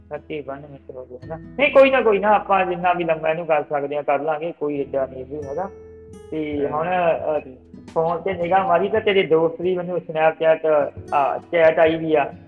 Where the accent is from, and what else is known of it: Punjab, India